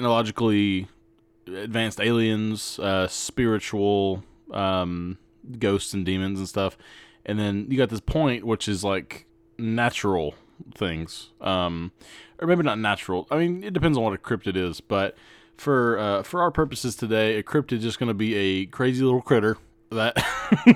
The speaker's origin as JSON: {"language": "English", "region": "the South", "country": "United States", "said": "I'm from the South"}